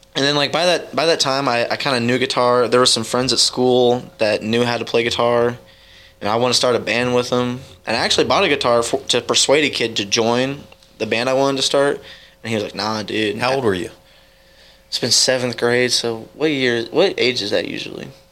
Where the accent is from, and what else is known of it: Edgerton, Missouri, United States; born or raised there; also born or lived in Kansas City, Missouri / Dearborn, Missouri